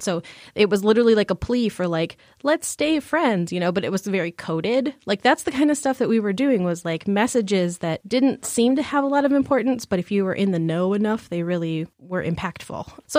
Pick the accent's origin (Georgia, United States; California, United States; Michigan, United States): Michigan, United States; if you put your hand out like a mitten, I am from the Pinky region of Michigan.